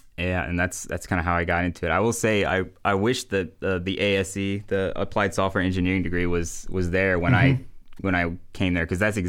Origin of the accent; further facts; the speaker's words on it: Hebron, Kentucky, United States; Yeah, so I grew up in Hebron, Kentucky, which is pretty close to here, about 30 minutes away. I went to Connor High School.